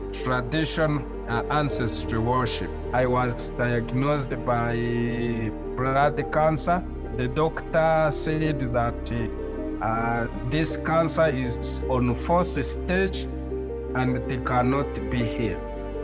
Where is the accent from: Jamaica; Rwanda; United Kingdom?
Rwanda; I was born in Rwanda to the parents with a different ethnic backgrounds. One Hutu, another one Tutsi, mixing with the Islam and the tradition ancestry worship.